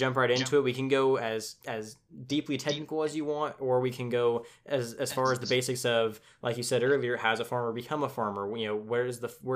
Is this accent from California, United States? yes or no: yes; Tulare, California, United States; I'm from California